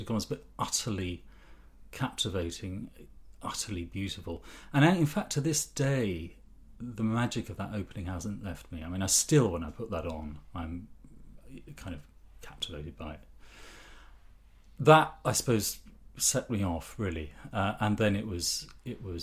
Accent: Ipswich, East of England, United Kingdom; I was brought up in Ipswich

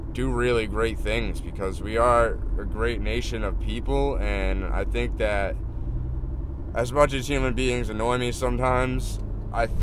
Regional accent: East Coast, United States; moved away as an adult; I'm born and raised in the East Coast.

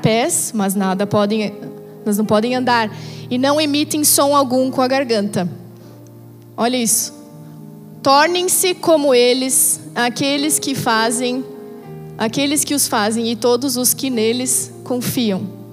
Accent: Brazil; como brasileiros natos que nós somos

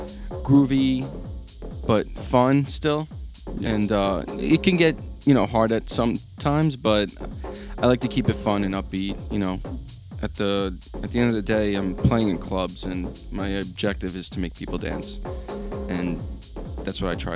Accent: New York, United States; now in New Jersey, United States; I'm originally from New York, and now I live in New Jersey

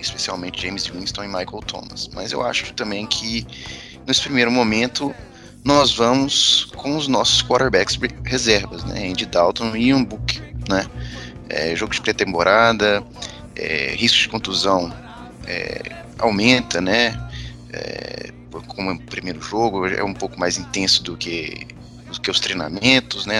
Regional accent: Minas Gerais, Brazil; eu, como bom mineiro

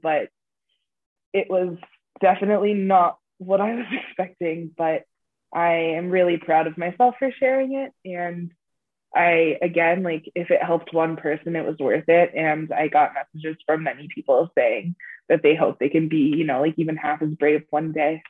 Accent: United States; now in Canada; I am originally American. So when I moved to Canada

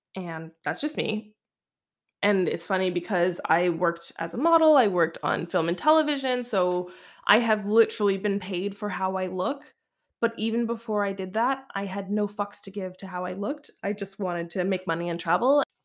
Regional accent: Canada; moved away; also born or lived in Alberta / Vancouver, British Columbia

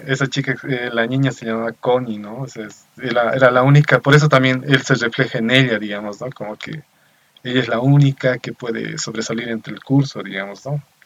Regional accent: Bolivia; soy de Bolivia.

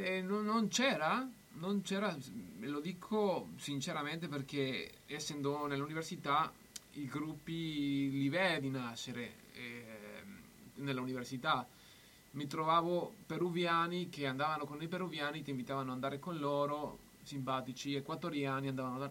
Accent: Mexico; Italian is a second language; now in Bologna, Italy; essendo messicano che amo tanto il Messico

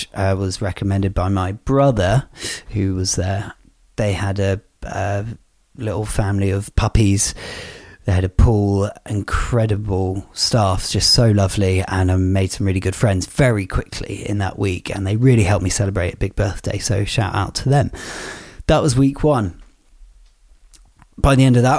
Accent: United Kingdom; as a British citizen

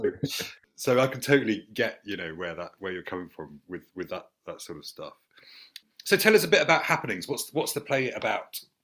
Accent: St Albans, East of England, United Kingdom; I grew up in St Albans

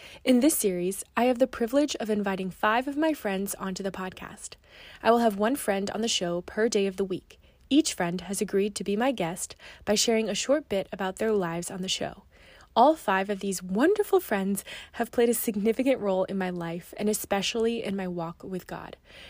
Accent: United States; accent: American; also born or lived in China; my American accent.

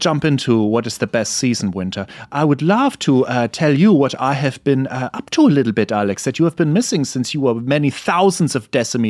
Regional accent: Germany; moved away; I'm from Germany, so I like the cold.

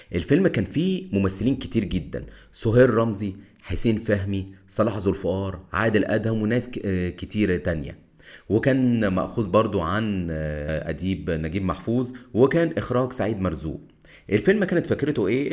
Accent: Egypt

